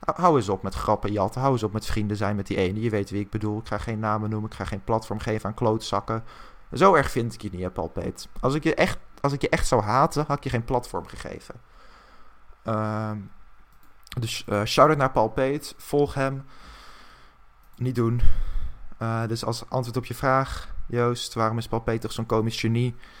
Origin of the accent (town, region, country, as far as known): Netherlands